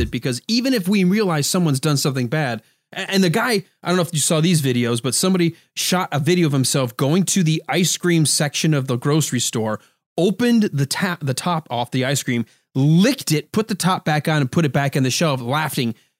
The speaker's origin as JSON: {"language": "English", "country": "United States", "said": "I'm from America"}